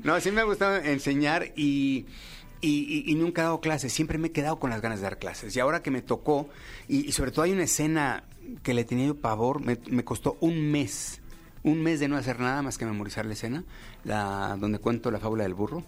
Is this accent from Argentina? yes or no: no; Mexico; como mexicanos